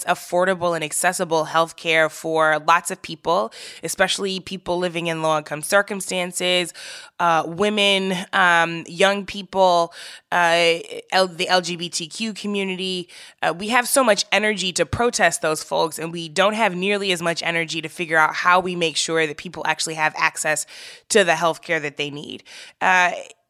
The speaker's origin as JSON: {"language": "English", "town": "St. Louis", "region": "Missouri", "country": "United States", "said": "I am from St. Louis"}